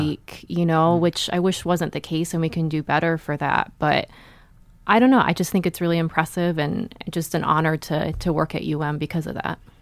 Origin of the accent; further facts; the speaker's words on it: Ohio, United States; moved away as an adult; now in Montana, United States; so I grew up in Ohio